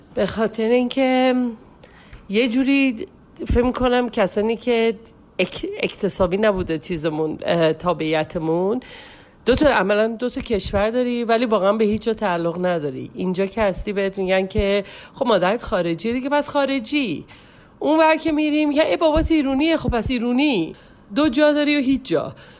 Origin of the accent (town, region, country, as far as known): Iran; born or raised there